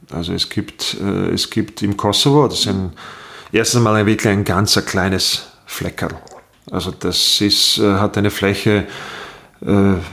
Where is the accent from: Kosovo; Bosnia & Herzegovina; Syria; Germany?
Bosnia & Herzegovina; now in Austria; Äh, ich komme aus Bosnien, äh, bin, äh, bin 93 äh, vor langer, langer Zeit nach Österreich gekommen. Als Kriegsflüchtling war dann zeitlang in Treskirchen und bin dann ins Burgenland